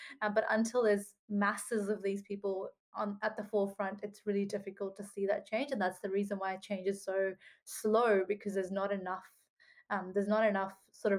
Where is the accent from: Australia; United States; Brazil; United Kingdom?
Australia; We are Australian, and it just feels really hard to say, you know, we're Australian, but then we're not treated the same as every Australian.